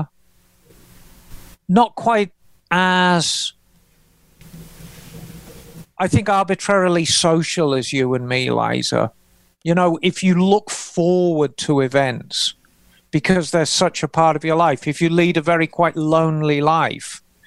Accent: England, United Kingdom; moved away as an adult; now in United States; I regard myself as an American. I've spent more of my adult life in America than I have in England. The only thing that's left for me is the accent.

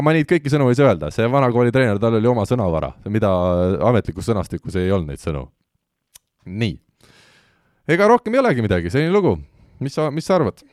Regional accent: Estonia; me oleme Eestist

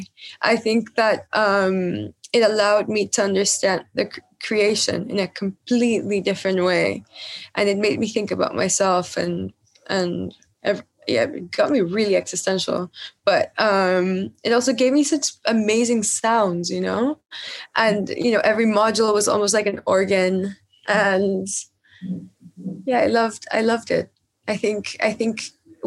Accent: Peru; moved away as an adult; now in New York, United States; when I was growing up in Peru with my mom and my grandma

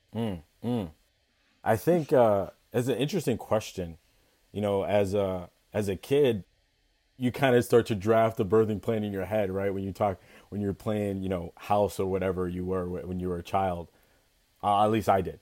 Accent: Ithaca, New York, United States; I was born and raised in Ithaca, New York.

